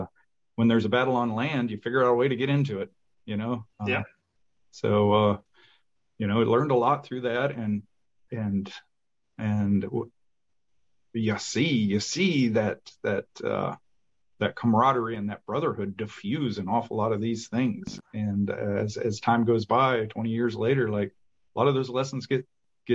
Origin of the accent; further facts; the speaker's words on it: Michigan, United States; we're both from Michigan